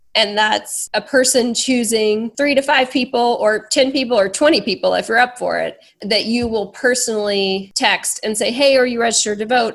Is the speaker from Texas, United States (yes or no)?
yes; Texas, United States; I was born in Texas as a white woman